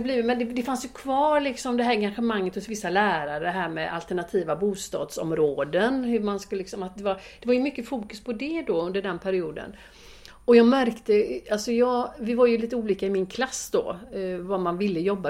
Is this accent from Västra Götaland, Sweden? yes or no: yes; Gothenburg, Västra Götaland, Sweden; jag är uppvuxen i Biskopsgården